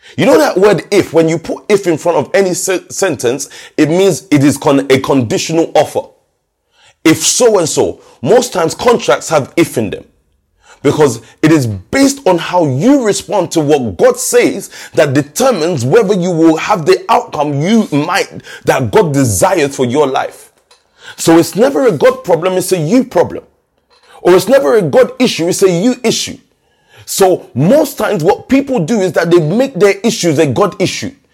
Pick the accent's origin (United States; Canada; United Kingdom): United Kingdom; London; I remember us growing up in Stockwell